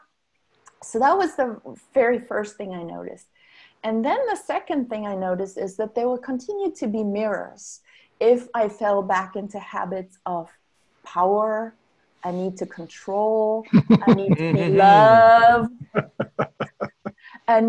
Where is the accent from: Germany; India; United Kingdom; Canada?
Germany; moved away; growing up in Germany